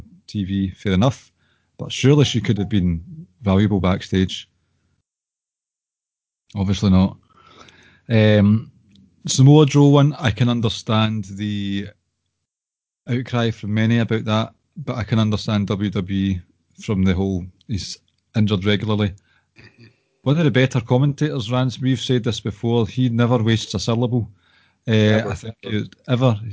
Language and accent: English; Erskine, Scotland, United Kingdom; my hometown of Erskine, Scotland.